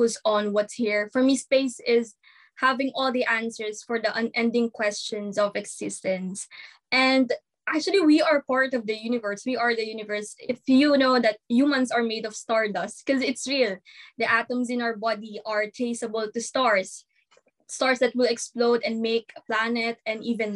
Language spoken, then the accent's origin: English; Manila, Metro Manila, Philippines; I'm from Manila, Philippines